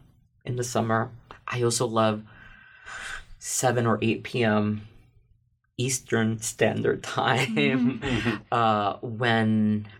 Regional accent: Puerto Rico; now in New York City, United States; I come from Puerto Rico. I grew up nearish a beach

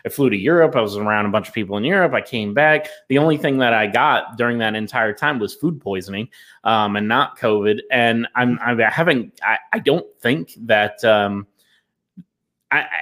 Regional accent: the South, United States; I'm a Southerner

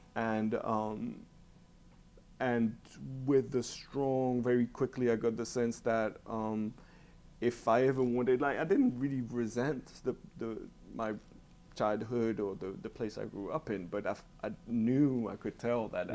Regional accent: Switzerland; moved away; growing up in Switzerland and in Europe in particular

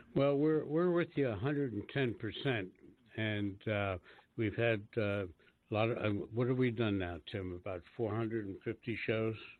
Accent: Washington, District of Columbia, United States; I was born and raised in Washington D.C., and I remember in the 40s when I was growing up

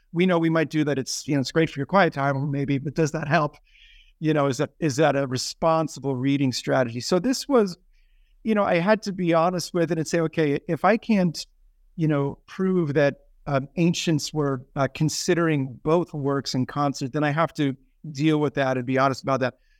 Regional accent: New York City, New York, United States; moved away as an adult; also born or lived in Afghanistan; now in Philadelphia, United States; I'm from New York City originally, uh, grew up in Staten Island

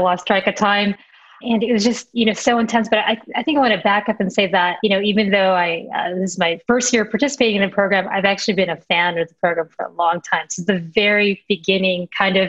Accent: Chicago, Illinois, United States; Chicago, my hometown, born and raised in a North Side, very proud

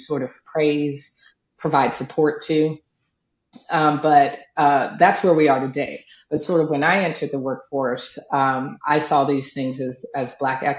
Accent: the South, United States; So I'm a Southern girl. And I come from a very Southern, you know, Baptist family

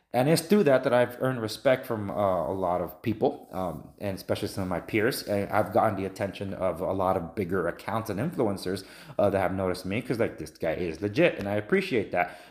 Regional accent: Los Angeles, California, United States; I'm from Los Angeles. I'm native Angelino.

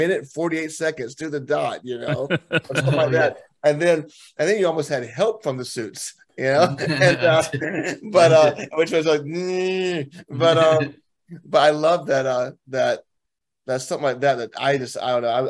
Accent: Alabama, United States; we're locally from Alabama

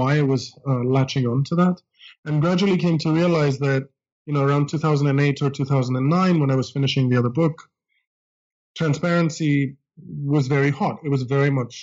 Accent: Greece; English is a second language; moved away as an adult; now in United States; I grew up in Greece and came to college in the United States.

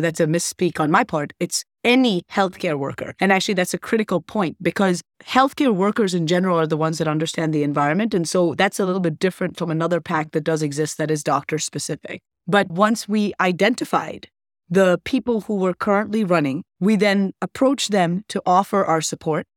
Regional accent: Wisconsin, United States; also born or lived in Scotland; I was actually born in Scotland, but I'm a U S citizen and really raised in Wisconsin

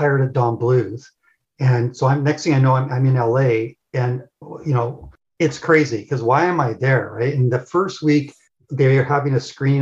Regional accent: Toronto, Ontario, Canada; moved away as an adult; also born or lived in Los Angeles / Ireland; I was coming from Toronto area to LA.

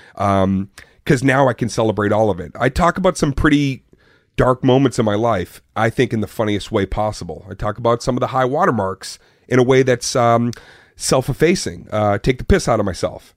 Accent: Arlington, Massachusetts, United States; Born and raised in Arlington, Massachusetts

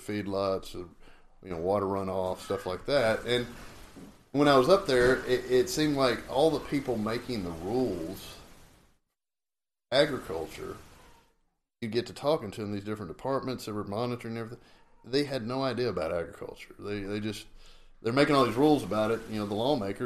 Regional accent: Robertson County, Texas, United States; also born or lived in Hereford, Texas; I grew up in Robertson County, which is just right across the OSR from Brazos County

